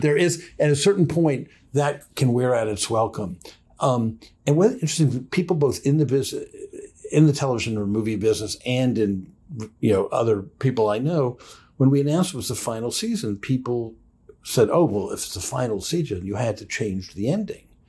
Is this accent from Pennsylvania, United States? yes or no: no; Washington, District of Columbia, United States; I grew up in Washington, D C, around politicians